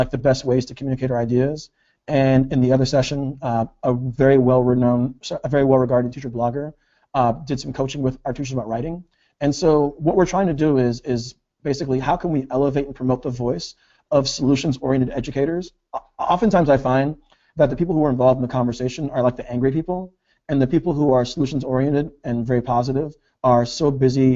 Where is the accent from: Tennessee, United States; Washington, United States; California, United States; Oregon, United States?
Washington, United States; Tacoma; I was born and raised here in Tacoma, Washington, and I'm a product of the school district that I work